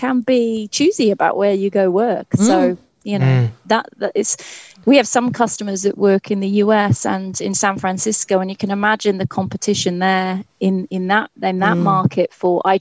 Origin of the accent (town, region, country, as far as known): England, United Kingdom; accent: English; also born or lived in Cardiff, Wales / Glasgow, Scotland